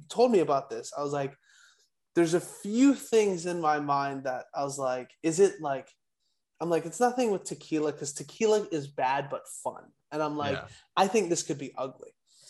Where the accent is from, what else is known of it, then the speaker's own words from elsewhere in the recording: Hawaii, United States; I'm actually from Hawaii, Ka'imi Fairbairn. I grew up like 15 minutes away from him.